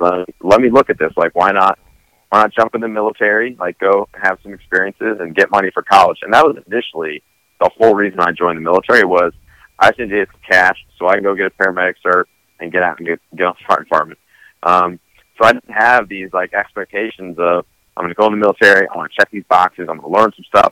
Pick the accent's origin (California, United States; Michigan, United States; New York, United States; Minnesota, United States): California, United States; Southern; where I grew up in Southern California